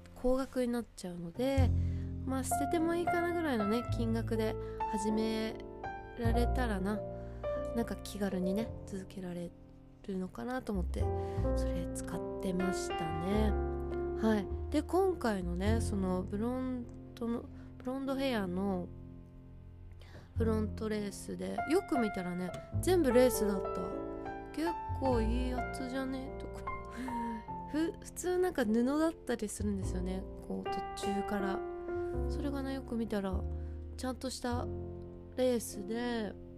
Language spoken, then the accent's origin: Japanese; Hokkaido, Japan; moved away; その時に北海道に帰ろうと思ってたら